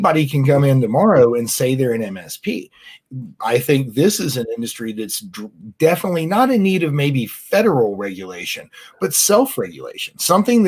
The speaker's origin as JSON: {"language": "English", "country": "United States", "said": "we as the American people"}